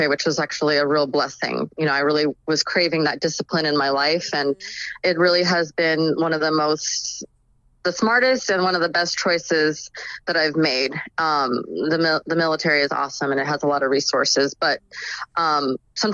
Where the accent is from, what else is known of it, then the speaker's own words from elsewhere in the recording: Orange County, California, United States; also born or lived in Whittier, California; I grew up in Orange County, California, which is just like a suburb in California. I was born actually in LA County, Whittier, California